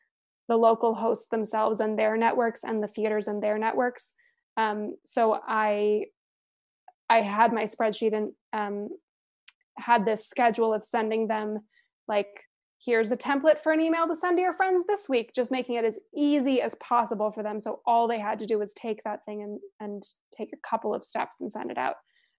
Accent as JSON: {"language": "English", "town": "Aspen", "region": "Colorado", "country": "United States", "tie": "born or raised there", "said": "And then the only other place, in Aspen, my hometown, we also paid a rental fee"}